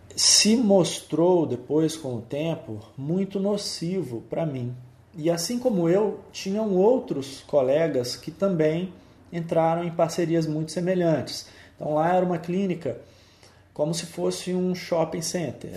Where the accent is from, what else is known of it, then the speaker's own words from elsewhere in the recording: Belo Horizonte, Minas Gerais, Brazil; Eu sou belo horizontino, sou mineiro, nasci em Belo Horizonte